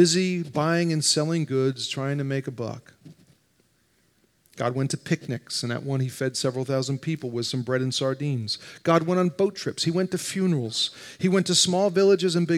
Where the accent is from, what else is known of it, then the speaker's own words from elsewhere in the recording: New Jersey, United States; moved away; I grew up in North Jersey, just outside New York